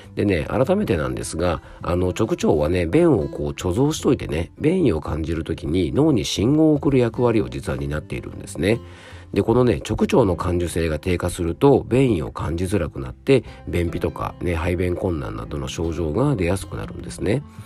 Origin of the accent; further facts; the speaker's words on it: Fuefuki, Yamanashi, Japan; 僕の地元のあの山梨県の笛吹市のね伊沢町